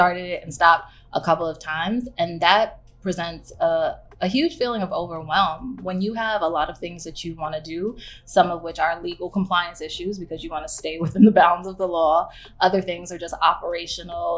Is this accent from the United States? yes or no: yes; New York City, New York, United States; also born or lived in Barcelona, Spain; I'm a native Brooklynite. I'm from Bed-Stuy